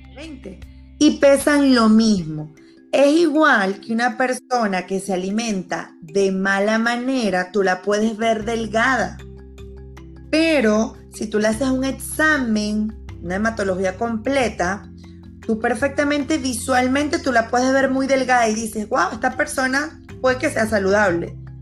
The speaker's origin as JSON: {"language": "Spanish", "country": "Venezuela", "moved": "as an adult", "lives_now": "Panama", "said": "Yo soy venezolana y hace cinco años pisé Panamá"}